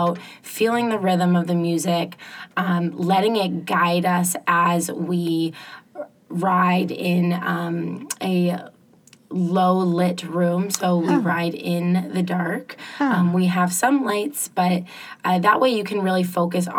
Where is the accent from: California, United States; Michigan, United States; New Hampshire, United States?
New Hampshire, United States; Concord; also born or lived in Ohio / Boston; I grew up in Concord